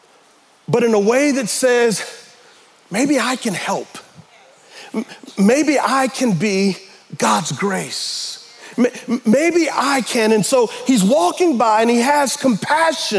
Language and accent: English; United States; we as American Christians